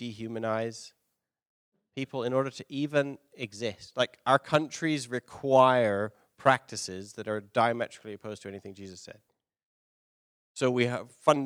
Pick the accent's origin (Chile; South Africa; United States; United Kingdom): United Kingdom; London; moved away; I'm from London